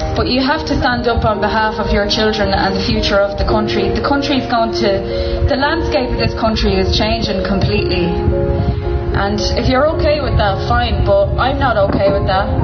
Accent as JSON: {"language": "English", "town": "Dublin", "region": "Leinster", "country": "Ireland", "said": "I'm from Dublin, but I come to Mayo every weekend"}